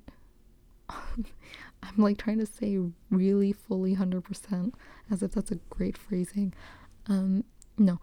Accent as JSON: {"language": "English", "town": "New York City", "region": "New York", "country": "United States", "tie": "born or raised there", "moved": "yes", "said": "I grew up in the Bronx, East Raymond, shout out to Highbridge"}